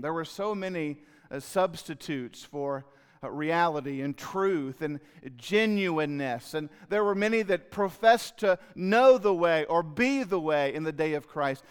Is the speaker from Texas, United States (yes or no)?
yes; Fort Worth, Texas, United States; also born or lived in Leesburg, Florida; I'm from Leesburg, Florida, but I grew up in Fort Worth